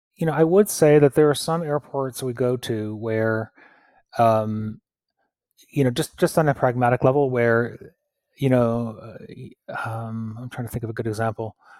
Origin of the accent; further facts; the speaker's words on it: Pittsfield, Massachusetts, United States; my hometown, uh, Pittsfield in Massachusetts